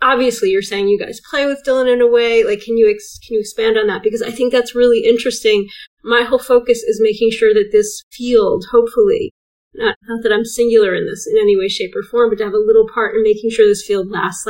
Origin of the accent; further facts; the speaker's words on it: England, United Kingdom; I love language and as another English person.